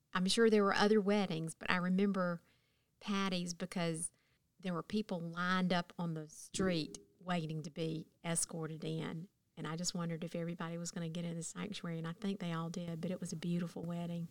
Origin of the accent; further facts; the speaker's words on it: Thomaston, Georgia, United States; moved away as an adult; also born or lived in Athens, Georgia; while I was growing up in Thomaston, Georgia